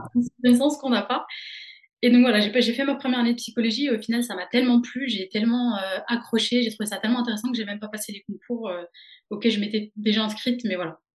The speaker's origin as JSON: {"language": "French", "town": "Dijon", "region": "Bourgogne-Franche-Comté", "country": "France", "also_born_or_lived": "Caen", "moved": "as an adult", "lives_now": "Rennes, France", "said": "je viens de Dijon en Bourgogne où j'ai fait toute ma licence de psychologie"}